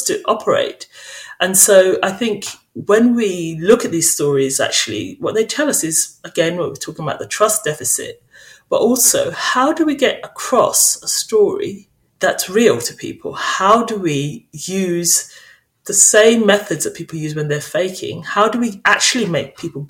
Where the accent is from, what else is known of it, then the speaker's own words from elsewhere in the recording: St. Kitts & Nevis; now in United Kingdom; I grew up in St. Kitts, an island in the Caribbean